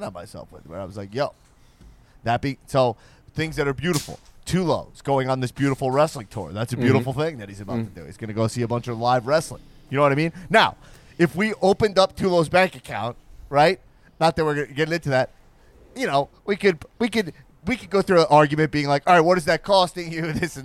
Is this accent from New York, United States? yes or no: yes; New York, United States; now in Los Angeles, United States; I'm from New York, I live